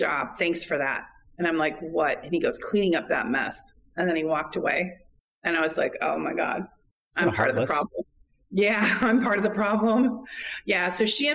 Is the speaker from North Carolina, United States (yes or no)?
no; California, United States; moved away as an adult; Being a Californian